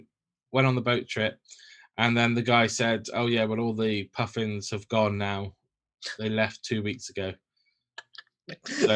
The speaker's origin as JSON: {"language": "English", "area": "Somerset", "region": "South West England", "country": "United Kingdom", "said": "I'm from Somerset"}